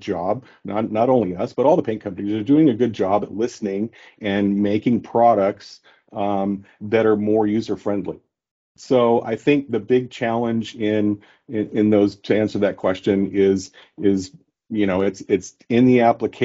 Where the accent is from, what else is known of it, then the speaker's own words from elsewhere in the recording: South Coast, California, United States; I grew up in South Coast